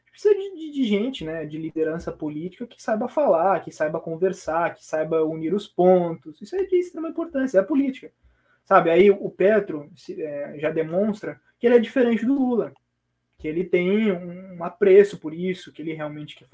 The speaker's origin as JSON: {"language": "Portuguese", "country": "Brazil", "said": "eu sou otimista enquanto, enquanto brasileiro"}